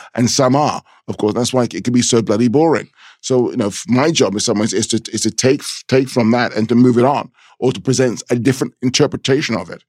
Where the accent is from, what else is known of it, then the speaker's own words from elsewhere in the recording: London, United Kingdom; a thirteen-year-old black child growing up, growing up in London